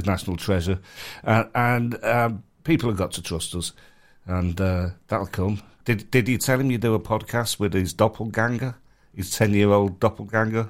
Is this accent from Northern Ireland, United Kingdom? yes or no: no; Manchester, North West England, United Kingdom; moved away; I'm from Manchester